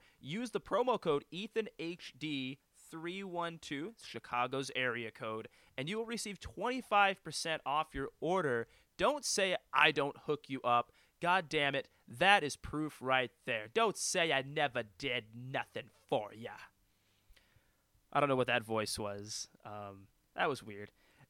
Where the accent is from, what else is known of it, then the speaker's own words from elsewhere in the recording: Western Canada, Canada; and then being Canadian on top of that, there's obviously, you know, coming across the border to come to the States and wrestle